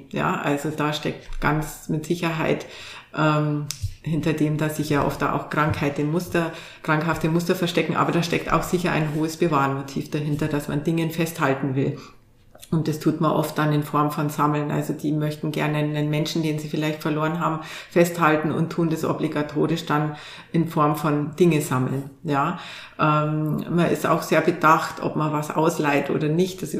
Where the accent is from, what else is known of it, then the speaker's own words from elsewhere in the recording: Bavaria, Germany; Also ich komme selber aus Bayern und ähm, da bewahrt man sehr denn die Trachtenvereine zum Beispiel und die Tracht, die ja eine ganz alte Tradition hat